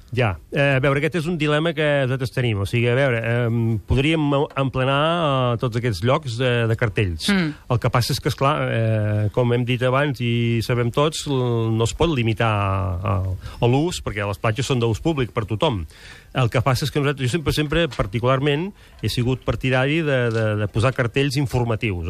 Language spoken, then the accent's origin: Catalan; Girona, Catalonia, Spain; jo sóc de Girona